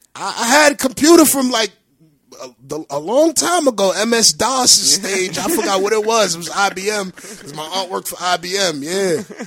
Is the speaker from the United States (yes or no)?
no; Honduras; I'm from a third world country. I'm from Honduras.